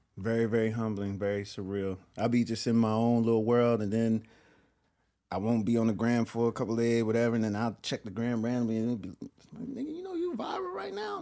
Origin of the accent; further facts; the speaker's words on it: Willingboro, New Jersey, United States; where I'm from, Willowboro, New Jersey